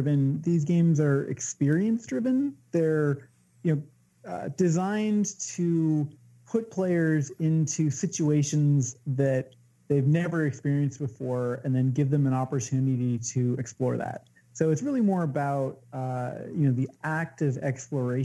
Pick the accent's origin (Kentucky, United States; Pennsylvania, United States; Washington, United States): Washington, United States; growing up in Washington State, where you're surrounded by the vastness of the natural world